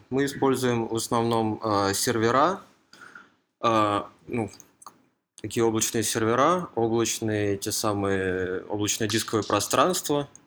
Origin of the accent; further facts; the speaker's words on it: Moscow Oblast, Russia; Я из Подмосковья.